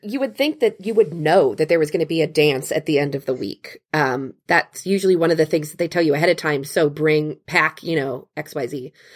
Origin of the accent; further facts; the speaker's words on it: Cincinnati, Ohio, United States; I grew up in Cincinnati near a ski slope called Perfect North